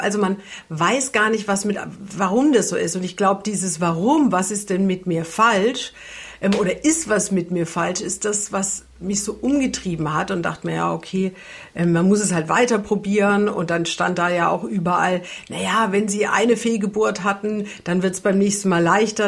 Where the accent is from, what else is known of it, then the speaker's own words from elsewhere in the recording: Franconia, Bavaria, Germany; now in Hamburg, Germany; ich komme ja aus Franken